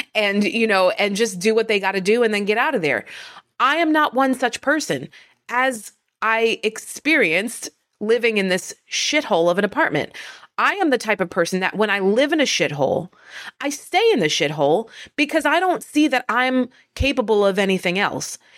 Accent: northern New Jersey, United States; I am from northern New Jersey

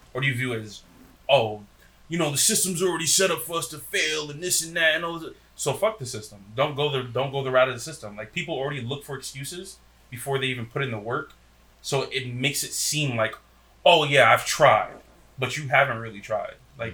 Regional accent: Paterson, New Jersey, United States; growing up in Patterson, you see so much drug dealing and killing, all this other stuff

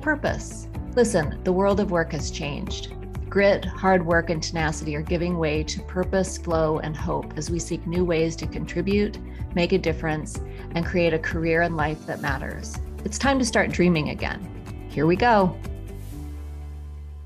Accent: United States; I'm an American

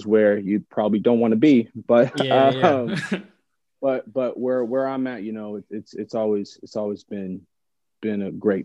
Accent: San Jose, California, United States; moved away as an adult; also born or lived in Los Angeles; where I grew up specifically in San Jose

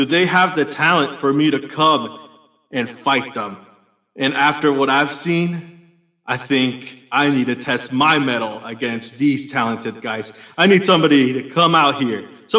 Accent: Chicago, Illinois, United States; No, I'm Latino, man. And I come from Chicago.

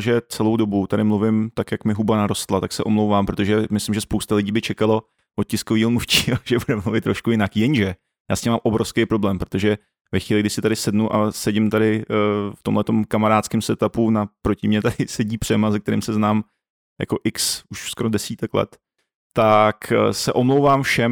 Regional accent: Czechia; jako Čech

